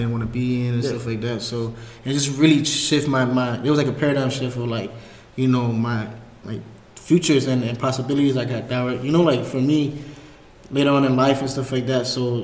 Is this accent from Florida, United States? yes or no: yes; Miami, Florida, United States; moved away as an adult; now in Greensboro, United States; From Miami, Florida. Originally, and then born and raised